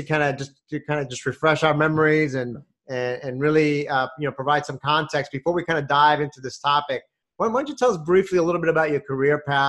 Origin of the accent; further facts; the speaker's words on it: New York City, New York, United States; when I was a kid growing up in Brooklyn